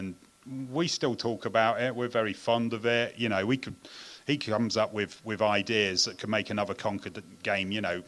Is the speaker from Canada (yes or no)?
no; United Kingdom; moved away; as a Brit